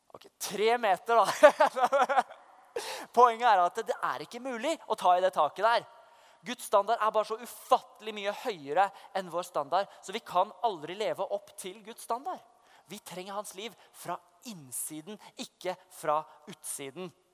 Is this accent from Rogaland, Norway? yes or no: no; Oslo, Norway; moved away as an adult; now in Vestby, Norway; jeg vokste opp i Oslo, men jeg bor i Vestby